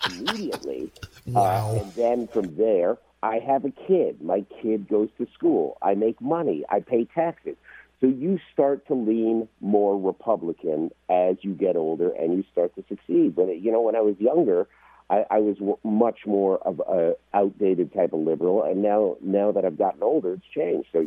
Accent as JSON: {"language": "English", "country": "Canada", "moved": "yes", "lives_now": "United States", "said": "I moved here from Canada ten years ago, so right. I'm a, I'm a legal immigrant. I just became an American citizen on March the 18th"}